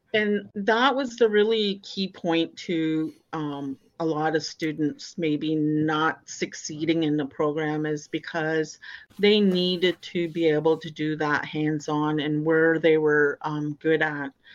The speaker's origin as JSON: {"language": "English", "area": "Christian Island", "region": "Ontario", "country": "Canada", "said": "I'm from Christian Island"}